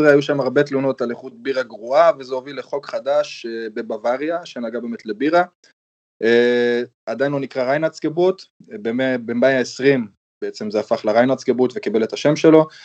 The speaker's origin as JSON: {"language": "Hebrew", "country": "Germany", "tie": "born there", "said": "אמנם ההיסטוריה שלי עם גרמניה יותר ארוכה, כי גם נולדתי פה"}